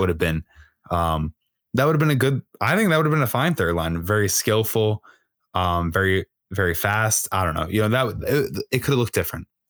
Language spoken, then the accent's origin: English; Long Island, New York, United States; I'm literally from Long Island